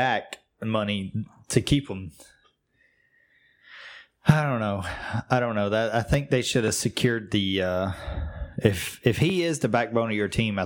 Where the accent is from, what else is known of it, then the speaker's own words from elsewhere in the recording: Tennessee, United States; in my home state